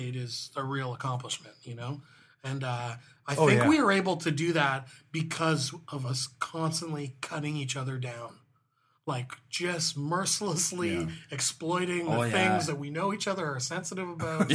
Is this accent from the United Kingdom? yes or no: no; St. Catharines, Ontario, Canada; also born or lived in Hamilton; Steele, Dal, and I are from St. Catharines